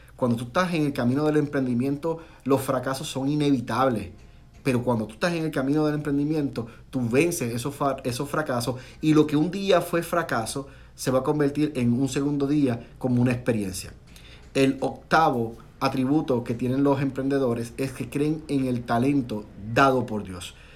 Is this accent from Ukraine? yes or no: no; Puerto Rico; moved away as an adult; now in Florida, United States; Cuando yo llegué aquí a la Florida, de Puerto Rico, somos puertorriqueños, mi esposa y yo, y mi familia